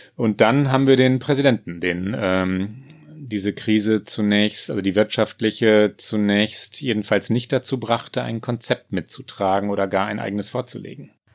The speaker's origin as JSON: {"language": "German", "country": "Germany", "said": "uns Deutschen"}